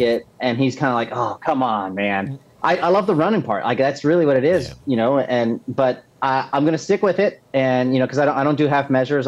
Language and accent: English; Texas, United States; moved away as an adult; also born or lived in Augusta, Georgia; now in Charlotte, United States; I'm originally from Texas, um, and I was born and raised there